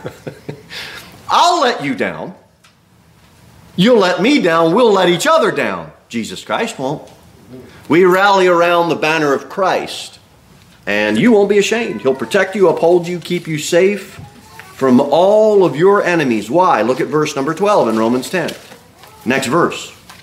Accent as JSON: {"language": "English", "country": "United States"}